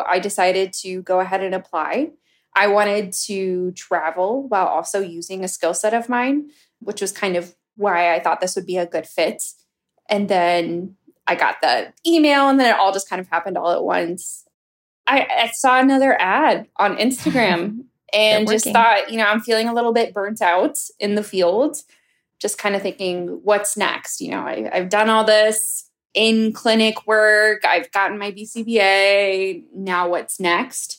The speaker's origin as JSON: {"language": "English", "town": "St. Louis", "region": "Missouri", "country": "United States", "said": "I am from St. Louis, Missouri"}